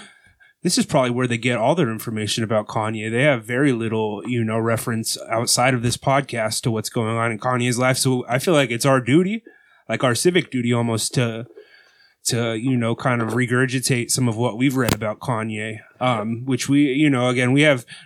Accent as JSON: {"language": "English", "country": "United States", "said": "as an American"}